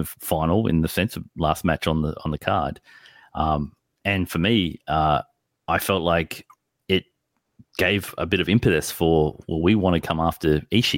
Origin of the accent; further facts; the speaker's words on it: Australia; we look to as Australians